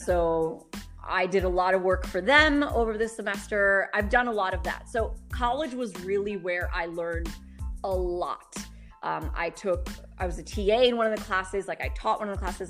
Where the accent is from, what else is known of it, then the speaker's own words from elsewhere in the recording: New York City, New York, United States; moved away as an adult; now in Dubai, United Arab Emirates; I grew up in New York City. I'm, I'm, a product of the New York City public school system